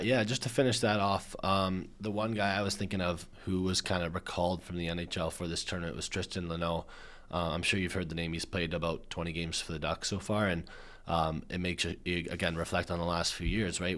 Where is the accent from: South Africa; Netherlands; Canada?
Canada; we're Canadian